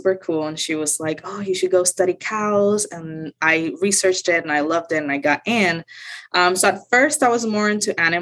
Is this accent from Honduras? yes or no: no; Mayagüez, Puerto Rico; English is a second language; moved away as an adult; now in Florida, United States; I grew up in Puerto Rico, in a small town called Mayagüez on the west side of the island.